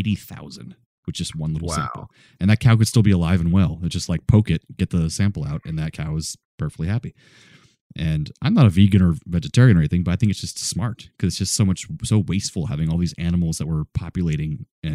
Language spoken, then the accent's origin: English; the South, United States; Being a Southerner